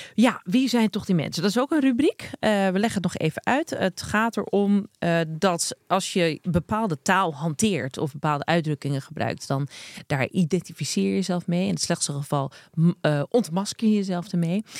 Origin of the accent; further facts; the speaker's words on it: Krommenie, North Holland, Netherlands; accent: Zaans; also born or lived in Amsterdam; Ik ben eh, geboren en getogen in Krommenie. En daar hebben ze ook gewoon een eigen accent.